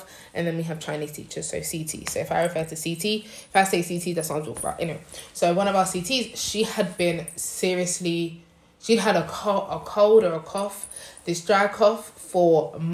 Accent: London, United Kingdom; now in Nanjing, China; I am from London, but I currently live in Nanjing, China.

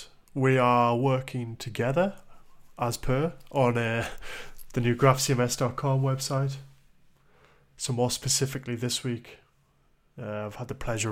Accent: Newcastle upon Tyne, North East England, United Kingdom; Secondly, we are both from the Newcastle upon Tyne area. We are Geordie boys.

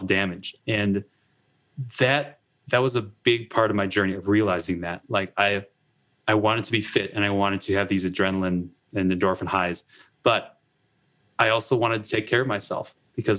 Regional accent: Wisconsin, United States; I grew up in Wisconsin

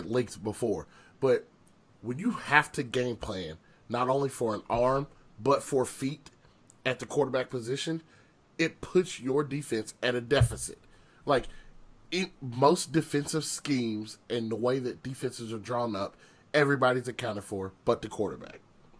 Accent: Southern United States, United States; much different than probably myself or Justice growing up in the South.

